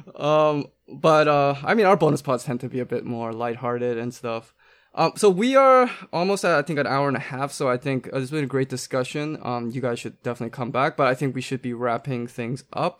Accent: Canada; when I was growing up in Canada

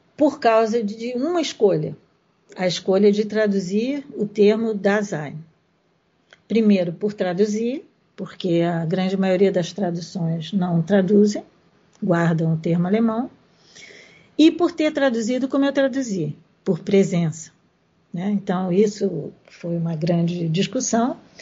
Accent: Brazil; nós que somos brasileiros

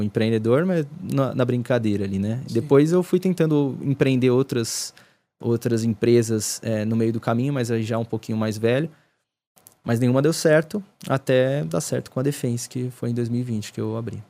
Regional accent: Ribeirão Pires, São Paulo, Brazil; onde eu cresci ali em Ribeirão.

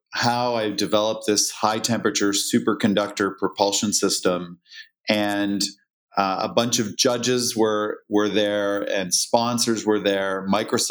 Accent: just outside of Toronto, Ontario, Canada; I was born and raised in Canada, just outside of Toronto.

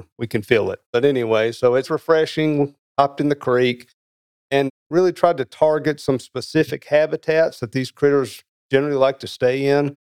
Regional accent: Tennessee, United States; So I'm originally from Middle Tennessee, and I hope that your listeners still listen after that.

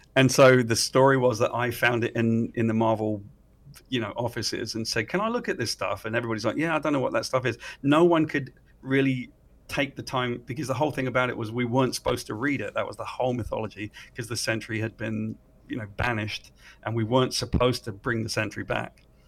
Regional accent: United Kingdom; I'm a Brit

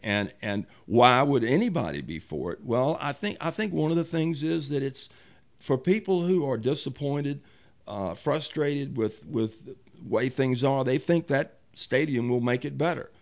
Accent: Richmond, Virginia, United States; also born or lived in Chesterfield County, Virginia; when I grew up in Richmond, you had to do something to know black people.

